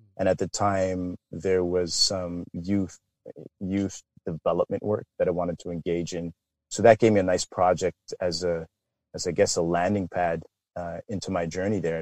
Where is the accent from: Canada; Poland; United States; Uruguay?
Canada; born or raised there; also born or lived in London, England